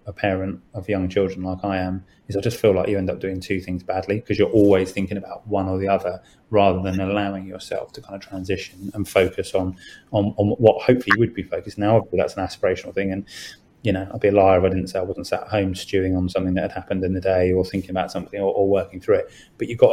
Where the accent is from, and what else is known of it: United Kingdom